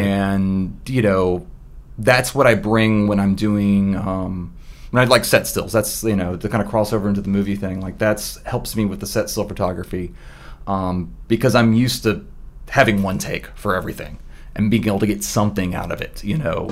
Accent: Memphis, Tennessee, United States; moved away as an adult; I'm originally from Memphis, Tennessee

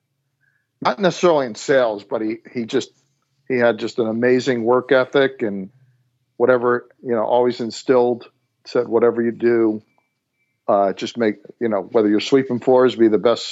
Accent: New Jersey, United States; moved away as an adult; now in Atlanta, United States; born and raised in New Jersey, moved down to Atlanta 13 years ago

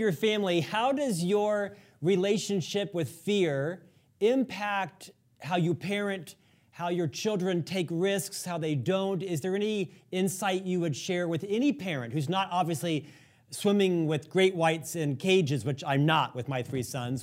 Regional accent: Orlando, Florida, United States; I'm from Florida originally, Orlando

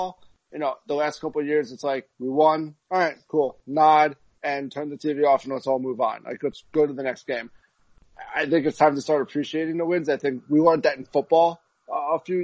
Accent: New York, United States; I grew up in New York

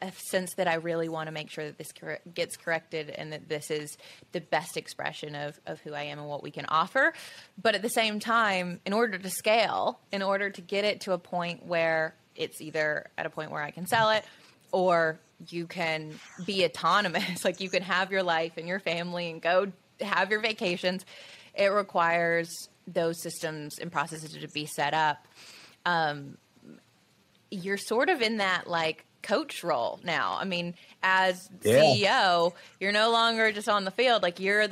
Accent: Tuscaloosa, Alabama, United States; where I grew up in Tuscaloosa

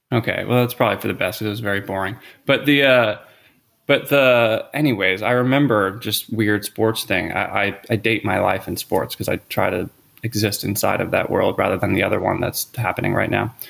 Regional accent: Philadelphia, Pennsylvania, United States; moved away as an adult; also born or lived in Los Angeles; I grew up in the Philadelphia area.

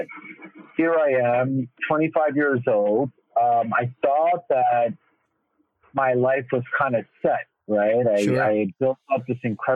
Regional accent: New York City, New York, United States; I'm born and raised right in the heart of New York City

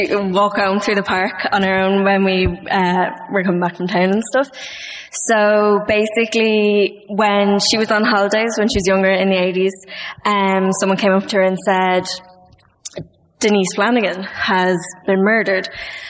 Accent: Dublin, Leinster, Ireland; At Dublin.

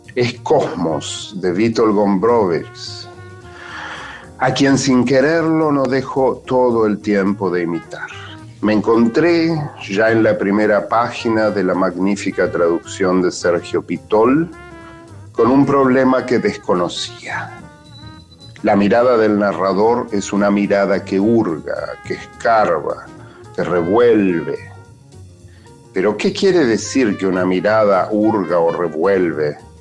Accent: Rosario, Santa Fe, Argentina; now in New York, United States; Nací en Rosario, pero vivo hace muchísimos años en Nueva York.

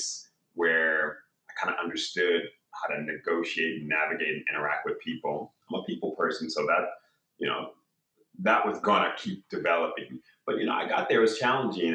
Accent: Compton, California, United States; now in San Diego, United States; I grew up in South Central LA, as you just mentioned, Compton, California

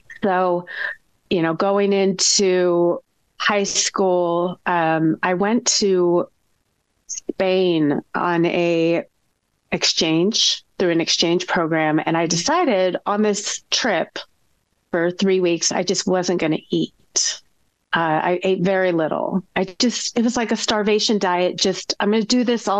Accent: Bay Area, California, United States; I grew up in the Bay Area, born and raised.

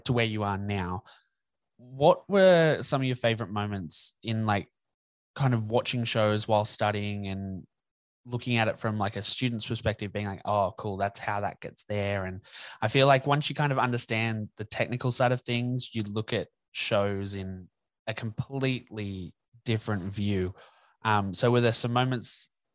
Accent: Newcastle, New South Wales, Australia; moved away; We grew up in Newcastle

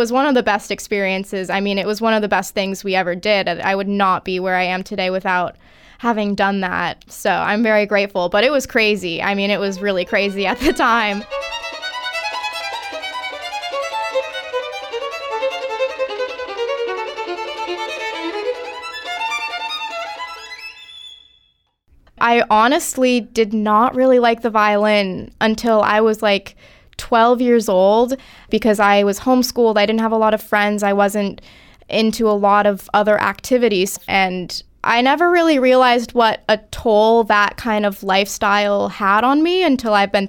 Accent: Rapid City, South Dakota, United States; I was born in Rapid City, South Dakota.

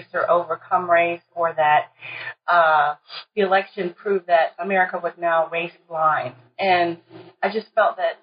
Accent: College Park, Maryland, United States; moved away as an adult; also born or lived in New Haven, Connecticut / Michigan; now in Minnesota, United States; I'm originally from Maryland, College Park, Maryland

